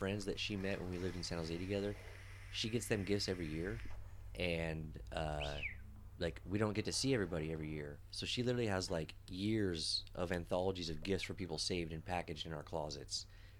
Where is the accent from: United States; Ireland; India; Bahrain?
Ireland; like you, I am also Irish.